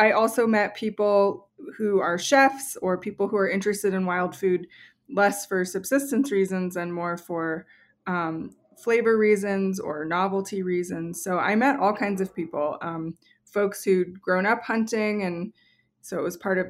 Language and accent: English; New Mexico, United States; when I was a little kid growing up in New Mexico